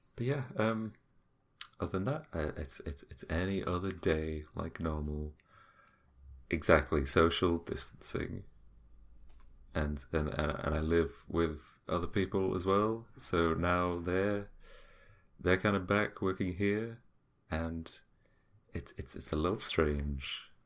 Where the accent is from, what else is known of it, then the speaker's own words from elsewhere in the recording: United Kingdom; we're British, we're stubborn, we don't listen